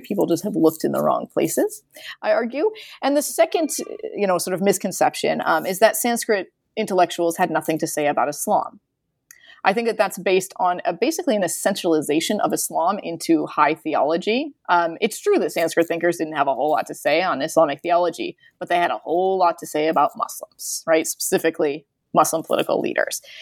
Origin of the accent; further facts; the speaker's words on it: United States; I'm an American